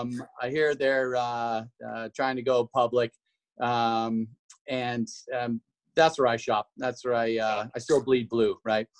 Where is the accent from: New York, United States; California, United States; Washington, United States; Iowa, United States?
Washington, United States; moved away as an adult; now in Idaho, United States; I'm from Washington originally. I moved to Idaho in in the early '90s to run on the track and cross country programs at Boise State University